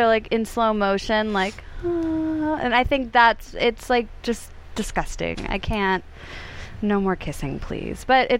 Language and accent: English; the South, United States